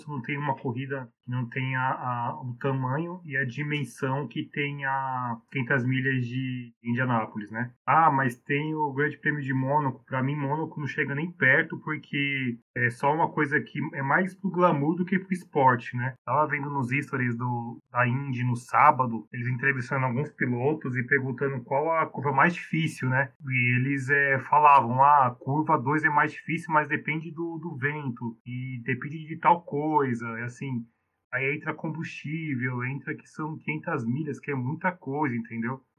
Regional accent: Brazil; eu, como brasileiro

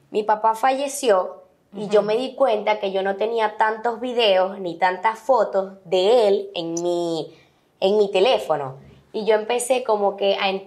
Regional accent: Venezuela; pero también me siento muy venezolana. O sea, todos mis amigos eran venezolanos

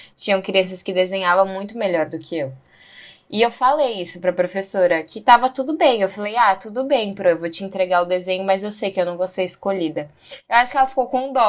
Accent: São Paulo, Brazil; moved away; also born or lived in Bahia / Chapada dos Veadeiros; nasci em São Paulo.

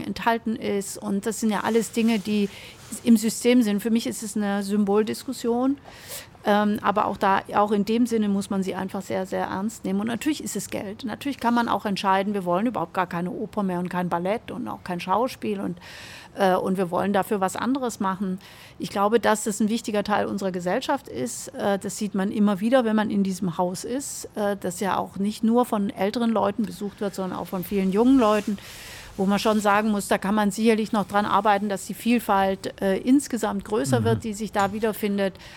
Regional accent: Stuttgart, Baden-Württemberg, Germany; Beide sind wir Stuttgarterinnen und geprägt äh, und aufgewachsen im Birkendörfle einer kleinen Sackgasse ähm, in Richtung Killesberg

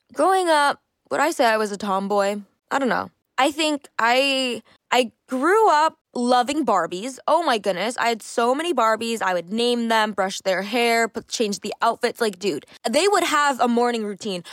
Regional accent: Canada; I grew up, I'm Canadian, and sports is a pretty big thing here

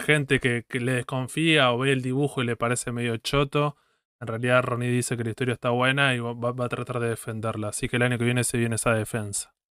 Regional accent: Argentina; somos argentinos

